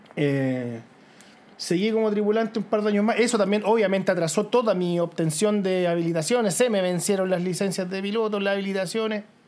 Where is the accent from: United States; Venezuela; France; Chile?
Chile; near Curacaví, Santiago Metropolitan Region; yo crecí eh, cerca de Curacaví, al interior, ¿cierto? Campo